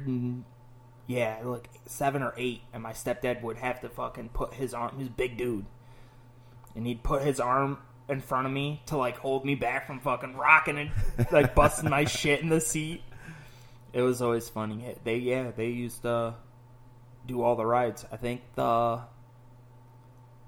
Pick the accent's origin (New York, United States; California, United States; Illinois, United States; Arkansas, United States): Illinois, United States; Aurora; moved away; I'm from pretty close to Chicago. I was born in Aurora, Illinois